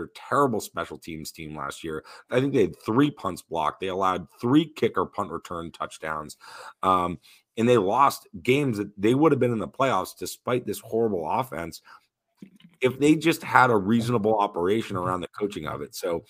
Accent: New England, United States; growing up in New England, the time that I have as a fan of the Patriots

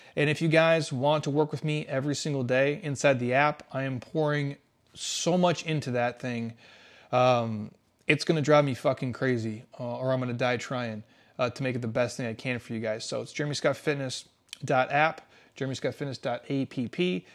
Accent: Midwest, United States; I grew up in the Midwest. That's I'm a Midwest type of dude.

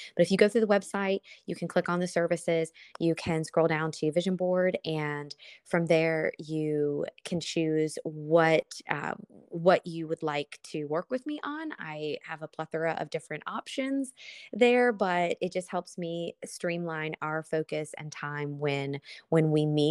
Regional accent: Lexington, Kentucky, United States; moved away as an adult; now in South Florida, United States; I am originally from Lexington, Kentucky.

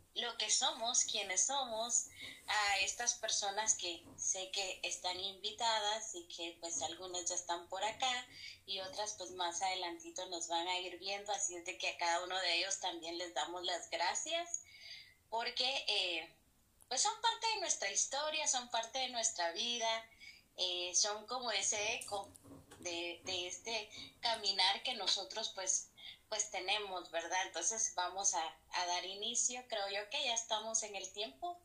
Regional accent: Guatemala; nuestro gentilicio acá en Guatemala es pues que somos guatemaltecos

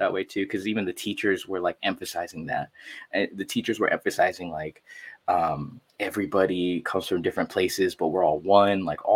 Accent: San Jose, California, United States; moved away as an adult; also born or lived in Quezon City, Philippines / Los Angeles; now in San Diego, United States; I grew up in San Jose. Shout out to the 408 one time, Eastside San Jose

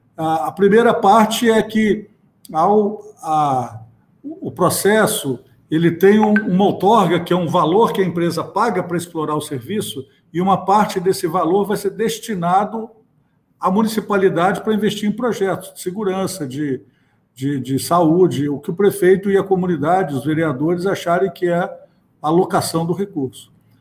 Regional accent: Minas Gerais, Brazil; now in Rio de Janeiro, Brazil; apesar de estar aqui no Rio, eu sou de Minas

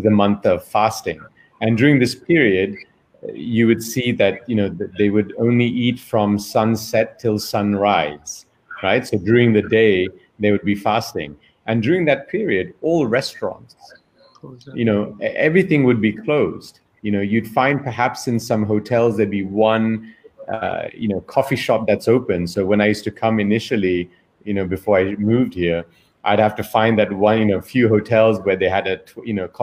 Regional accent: Belgium; moved away; also born or lived in New York / London; I'm born and raised in Belgium. I'm of Indian origin.

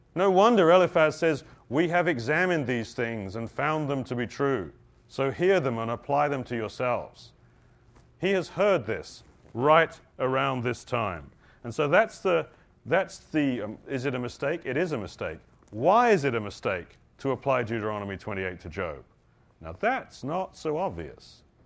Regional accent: United Kingdom; I'm British

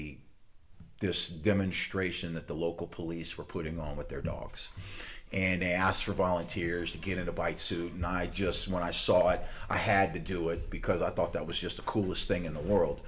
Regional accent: Louisiana, United States; moved away as an adult; also born or lived in Tallahassee, Florida; I'm originally from Louisiana

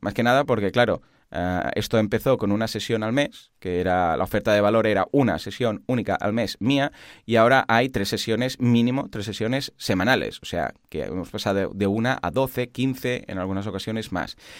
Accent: Catalonia, Spain; somos catalanes

